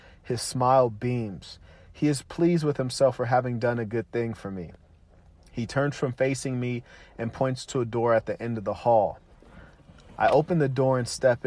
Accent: Pasadena, California, United States; where I grew up near Raymond and Woodbury

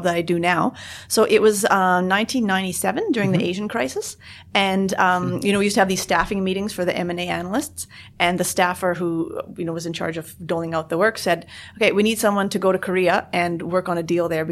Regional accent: Calgary, Alberta, Canada; moved away as an adult; also born or lived in New York; I'm originally from Canada, as you may be able to tell from my accent

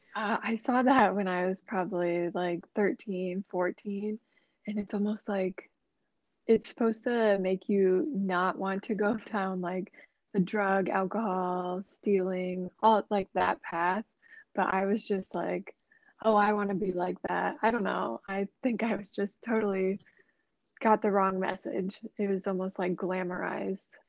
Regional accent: Des Moines, Iowa, United States; I'm from Des Moines, Iowa, I'm a Libra. Um, I just turned 26 this year. Um, yeah, I've lived in Des Moines since I was like six years old

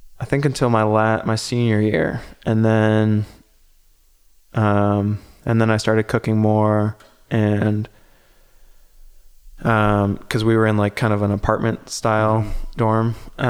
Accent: Ohio, United States; You know, growing up in Ohio, you know, my diet was sugar right.

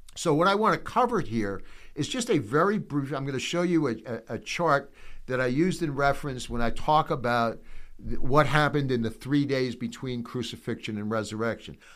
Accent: United States; I'm an American

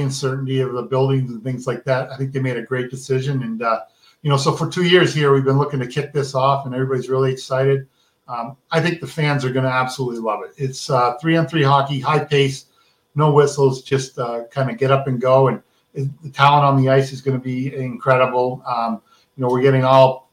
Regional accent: St. Albans, Vermont, United States; now in Philadelphia, United States; I grew up in St. Albans, about an hour from Montreal

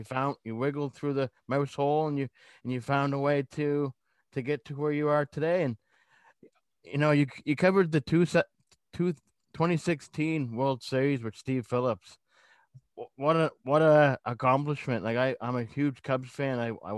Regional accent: Lower Sackville, Nova Scotia, Canada; being from Sackville? I grew up in Sackville for 25 odd years.

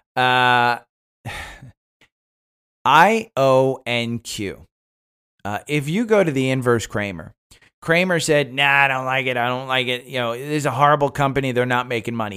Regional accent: Northeast, United States; moved away; I grew up in the Northeast, so we, you know, we don't have college football up there.

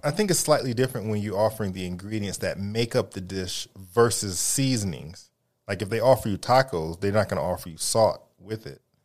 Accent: United States; they kept referring to me as the American

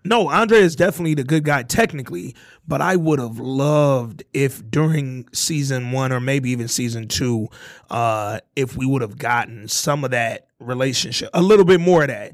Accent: Hooper City, Alabama, United States; I'm a nigga from, you know, a, a southern background. I come from Hooper City, Alabama

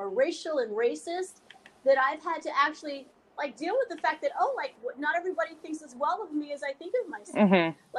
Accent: New York, United States; my background is I grew up in New York. I was mostly around Black families, but I went to an all-Jewish, very high-end private school called Horace Mann.

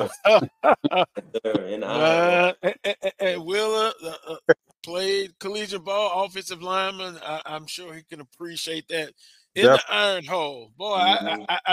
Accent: the South, United States; I'm a good old Southern boy

